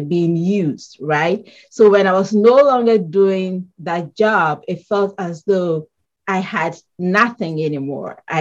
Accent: Ghana; moved away as an adult; now in Connecticut, United States; I currently live in Connecticut in the US, and I grew up in Ghana, West Africa. That's where I was born and raised, and later moved here

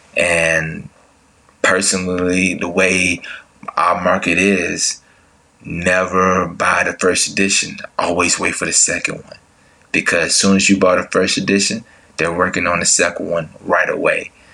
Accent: Tuscaloosa, Alabama, United States; moved away as an adult; also born or lived in Atlanta, Georgia; I grew up in Tuscaloosa, Alabama. And once I graduated high school, I came to Atlanta, Georgia

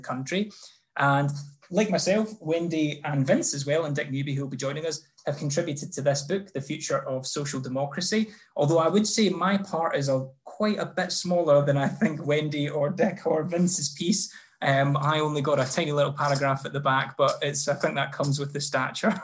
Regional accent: Greenock, Scotland, United Kingdom; moved away as an adult; also born or lived in England / London; although I was born in Greenock in Scotland, uh, I've lived in parts of England. Uh, I've worked in London for a number of years, and I'm now looking to do a bit of a, a homecoming

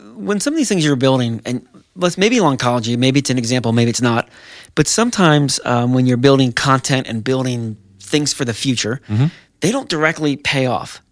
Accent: New Jersey, United States; I'm from New Jersey

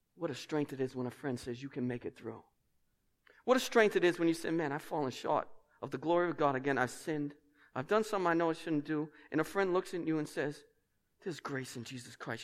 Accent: Boston, Massachusetts, United States; accent: Boston; my accent

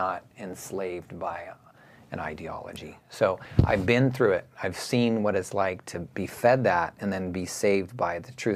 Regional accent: Simi Valley, California, United States; also born or lived in San Diego; I grew up in Simi Valley, California

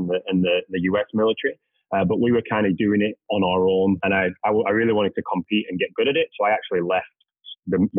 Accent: England, United Kingdom; moved away as an adult; now in Canada; I'm originally from England.

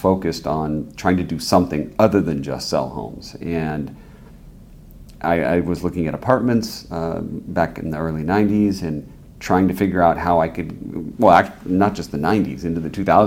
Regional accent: San Jose, California, United States; I'm from San Jose, grew up there, and live there today still

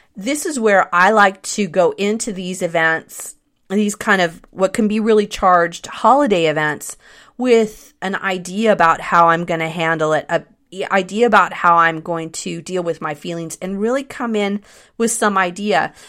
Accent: Northern California, United States; that was right at the time when my parents got divorced and we moved from Southern California to Northern California

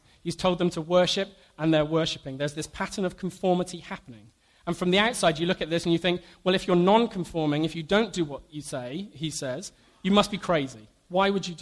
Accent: United Kingdom; Being British

